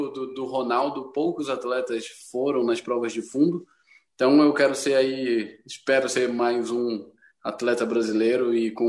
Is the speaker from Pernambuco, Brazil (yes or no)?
no; Petrópolis, Rio de Janeiro, Brazil; sou natural de Petrópolis, região serrana do Rio de Janeiro